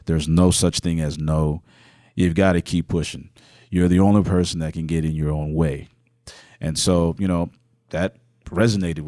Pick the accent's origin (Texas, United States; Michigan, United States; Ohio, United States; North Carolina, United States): Texas, United States; Houston; also born or lived in Nigeria; now in Fort Worth, United States; I was born Houston was born and raised there.